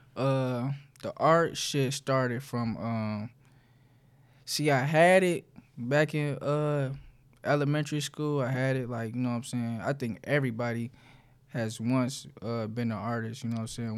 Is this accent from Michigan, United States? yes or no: yes; Detroit, Michigan, United States; the West Side, so, uh, like Joy and Southfield area